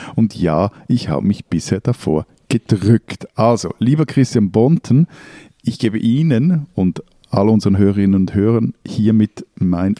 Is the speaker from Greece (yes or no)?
no; Bern, Switzerland; also born or lived in Berlin; ich bin in Berlin geboren, äh, aber in Bern aufgewachsen